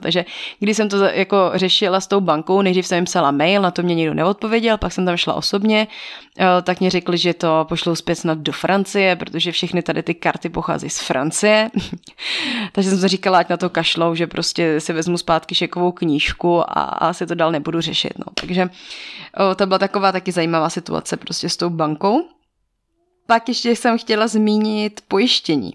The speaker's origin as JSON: {"language": "Czech", "country": "Czechia", "also_born_or_lived": "Togo"}